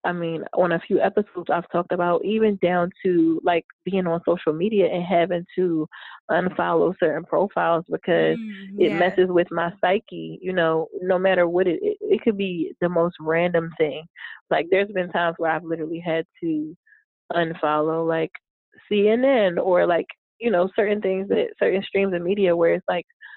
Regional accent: Philadelphia, Pennsylvania, United States; moved away; in Philly. It was, you know, back in my hometown

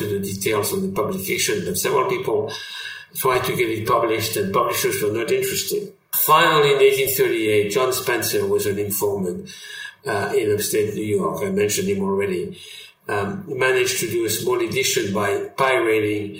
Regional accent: France; accent: French; English is a second language; moved away as an adult; now in United States; I've lived in America for half a century. I always kept my French accent

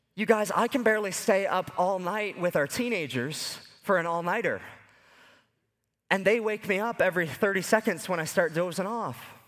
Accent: Lower Sackville, Nova Scotia, Canada; growing up in Lower Sackville, Nova Scotia, just ten minutes away from where Sidney Crosby was born

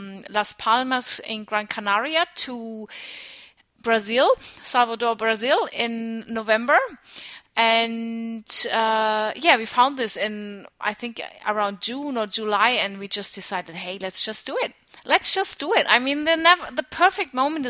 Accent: Nuremberg, Bavaria, Germany; moved away as an adult; also born or lived in United States / Australia; outside of Nuremberg, where I grew up in Germany

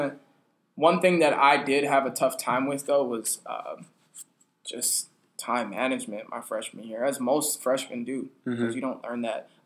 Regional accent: Arizona, United States; I grew up in Arizona

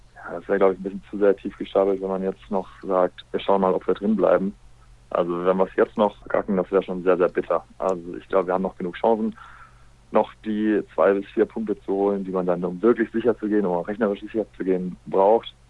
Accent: Essen, North Rhine-Westphalia, Germany; moved away as an adult; ich bin ja ursprünglich ein Essener, ausgebildet, groß geworden beim Schulsam Essen

